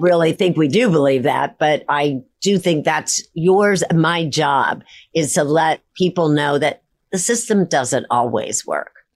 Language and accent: English; Midwest, United States; I grew up in the Midwest, the very center of the United States.